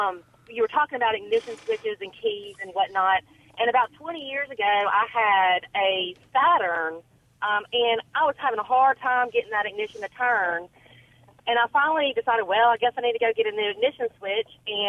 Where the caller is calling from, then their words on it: Jackson, United States; I'm calling from Jackson.